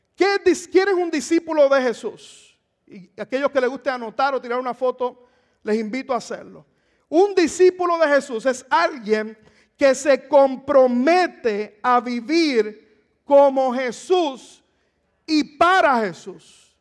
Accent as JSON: {"language": "Spanish", "country": "Puerto Rico", "moved": "yes", "said": "en mi país, en Puerto Rico"}